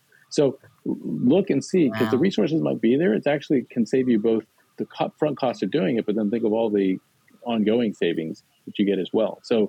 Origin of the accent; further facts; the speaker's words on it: Long Beach, California, United States; moved away; my own hometown, which is Long Beach, California.